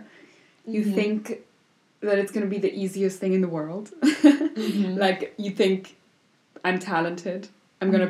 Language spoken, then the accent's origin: English; Vienna, Austria; first language German; English is a second language; moved away as an adult; also born or lived in New York; now in Berlin, Germany